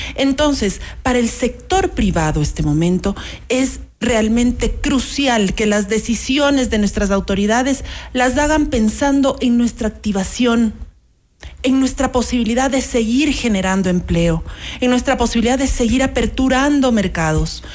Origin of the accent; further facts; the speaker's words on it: Ecuador; como ecuatorianos